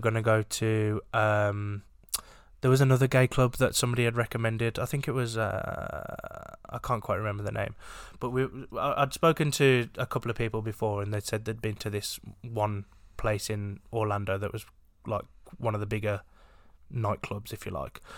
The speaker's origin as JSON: {"language": "English", "region": "England", "country": "United Kingdom", "said": "we are English"}